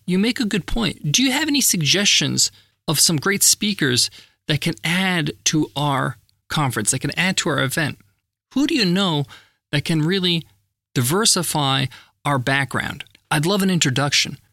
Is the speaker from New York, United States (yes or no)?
yes; Long Island, New York, United States; Where I grew up in Long Island, New York